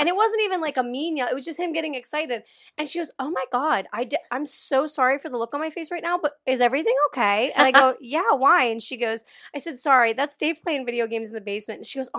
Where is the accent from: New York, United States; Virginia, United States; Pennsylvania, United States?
Pennsylvania, United States; Born and raised in Pennsylvania.